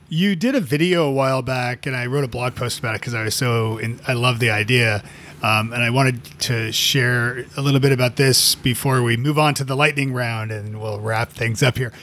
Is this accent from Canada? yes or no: yes; Canada; moved away as an adult; now in United States; as a, as a Canadian, yeah, yeah, you know, 'cause I've, I've lived in the States now for, uh, gosh, fifteen years